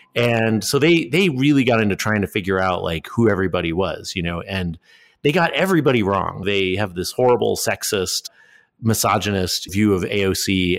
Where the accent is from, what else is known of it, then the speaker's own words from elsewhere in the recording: Enfield, Connecticut, United States; moved away as an adult; also born or lived in China; I grew up in Enfield, Connecticut in the beginning.